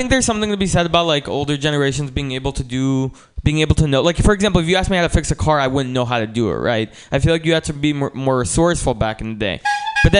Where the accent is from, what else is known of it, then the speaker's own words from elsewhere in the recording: San Francisco, California, United States; I'm from San Francisco. A lot of my friends growing up started smoking weed very young